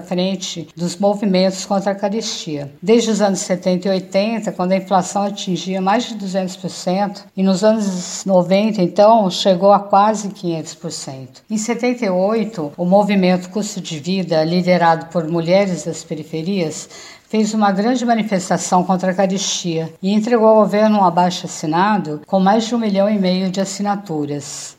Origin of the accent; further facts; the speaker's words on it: São Paulo, Brazil; sou da Brasilândia, zona noroeste de São Paulo